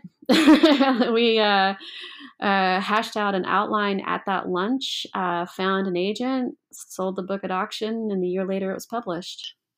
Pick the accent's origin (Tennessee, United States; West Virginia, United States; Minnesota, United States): Tennessee, United States; Memphis; I grew up in Memphis, Tennessee